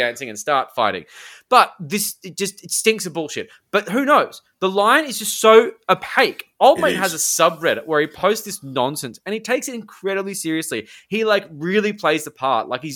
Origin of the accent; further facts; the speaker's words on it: Sydney, New South Wales, Australia; I'm from the Northern Beaches